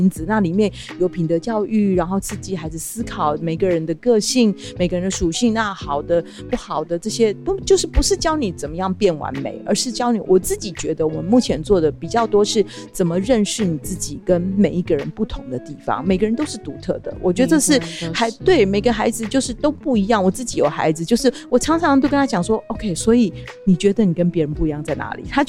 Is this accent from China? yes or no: no; Chiayi, Taiwan; 因为我是嘉义人